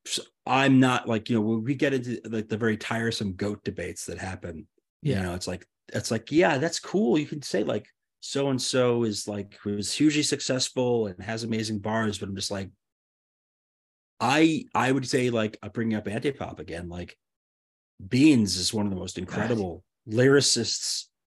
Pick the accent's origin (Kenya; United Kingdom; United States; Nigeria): United States; New York; I grew up in New York